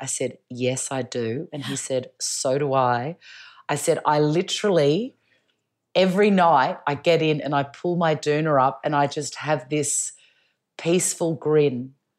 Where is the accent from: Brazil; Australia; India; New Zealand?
Australia; Melbourne, Victoria; I wear a lot of black, but I'm from Melbourne, so that's in my DNA.